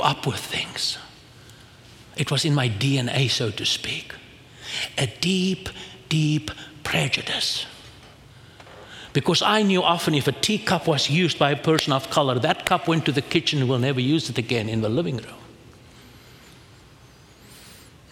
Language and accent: English; South Africa; I come from South Africa